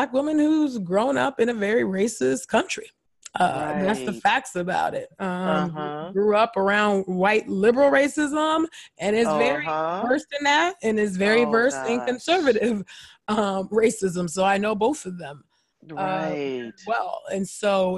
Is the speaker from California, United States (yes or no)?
yes; California, United States; I grew up born and raised in California